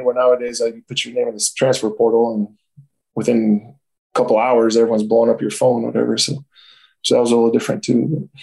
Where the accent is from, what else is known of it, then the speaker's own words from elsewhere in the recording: San Diego, California, United States; moved away as an adult; also born or lived in Oregon / Paris, France / Japan / Lebanon; I grew up in San Diego, went to Poway